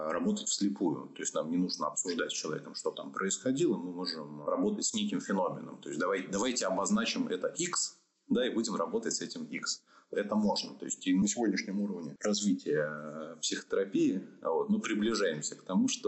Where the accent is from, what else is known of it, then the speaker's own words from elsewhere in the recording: Orenburg, Orenburg Oblast, Russia; born there; also born or lived in Saint Petersburg / Moscow; Я родился в Оренбурге, учился в Петербурге, работал в Москве.